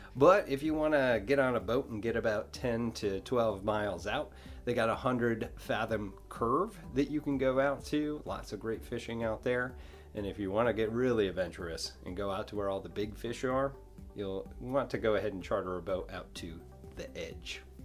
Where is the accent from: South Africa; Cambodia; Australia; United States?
United States; New York; now in Destin, United States; I'm from New York.